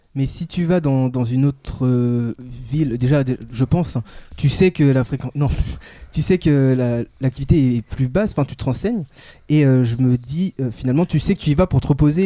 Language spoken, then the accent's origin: French; Angers, Pays de la Loire, France; now in Paris, France; je viens d'Angers.